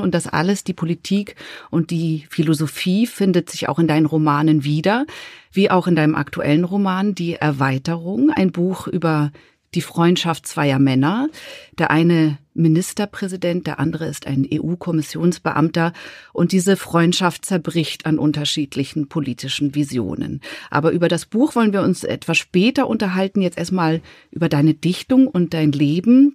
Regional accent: Switzerland; ich als Schweizerin

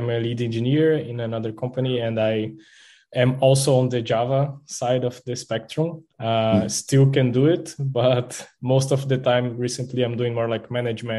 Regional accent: Brazil; I'm from Brazil, and there we say Julio

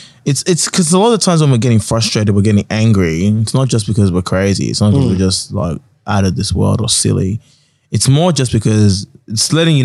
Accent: London, United Kingdom; What are you talking about? I'm from London still.

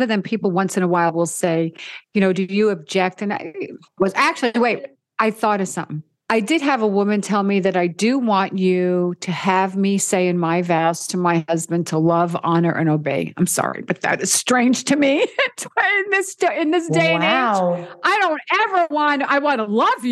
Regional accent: New York City, New York, United States; moved away as an adult; also born or lived in Orangeburg, New York; now in Las Vegas, United States; I grew up in the Bronx, New York. So I'm from an Italian family

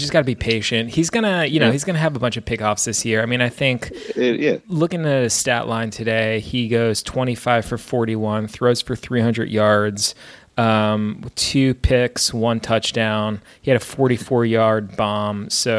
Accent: New York, United States; now in Maine, United States; I got to see my hometown New York Mets take apart the Boston Red Sox in Fenway Park on Friday night.

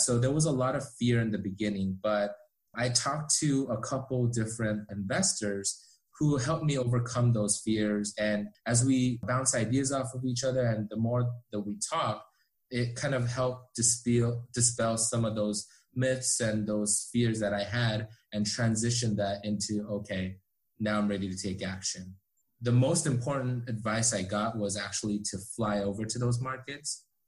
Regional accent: Orange County, California, United States; also born or lived in South Korea; we immigrated here from South Korea when I was five years old, and we kind of settled in Orange County, California.

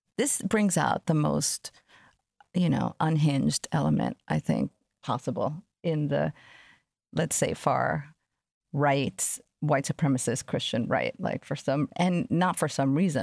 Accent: New York City, New York, United States; I grew up in Jamaica, Queens in a time where there was crack on the streets

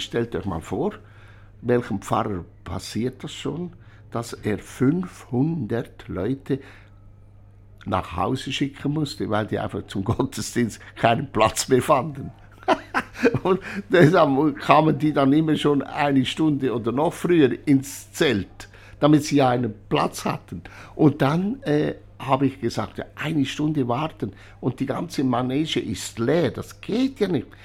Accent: Urswil, Lucerne, Switzerland; ich bin in Urswil bei Hochdorf im Kanton Luzern geboren

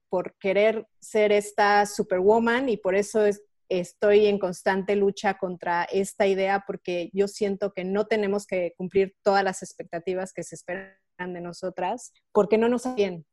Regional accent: Mexico; moved away as an adult; now in Switzerland

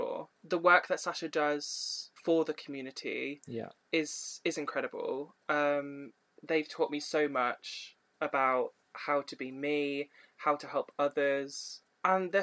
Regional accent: Oxfordshire, South East England, United Kingdom; I grew up mostly in Oxfordshire for 6 years.

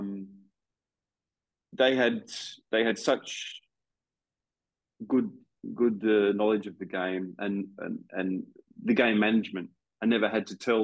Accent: Australia; moved away as an adult; in my home country that I'd left 10, 11 years before

